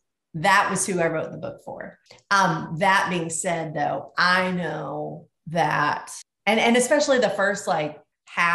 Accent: the South, United States; moved away; I grew up in the South and grew up with something that was a treat to me called boiled peanuts

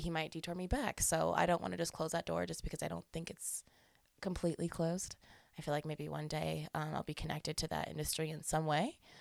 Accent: Colorado Springs, Colorado, United States; also born or lived in South Dakota; now in Denver, United States; I'm a Colorado native. I was born in Colorado Springs. Um, stayed down there the most of my life

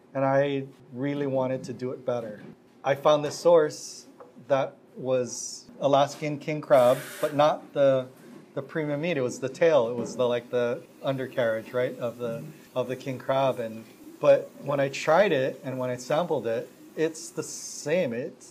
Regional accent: Hawaii, United States; I'm so authentic and I'm from Hawaii and all this kind of stuff.

